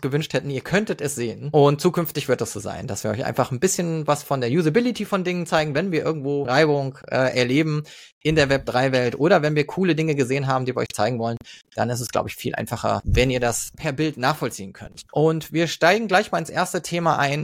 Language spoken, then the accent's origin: German; Frankfurt, Hesse, Germany; moved away; ich bin Frankfurter eigentlich ursprünglich